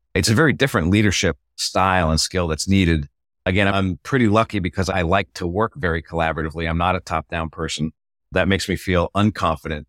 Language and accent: English; Boston, Massachusetts, United States; now in Annapolis, United States; I'm from Boston originally. I found myself migrating south.